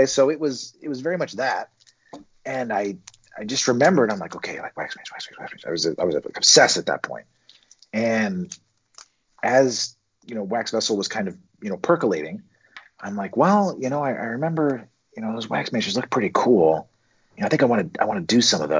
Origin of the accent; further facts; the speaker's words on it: Cincinnati, Ohio, United States; moved away; I'm from Cincinnati originally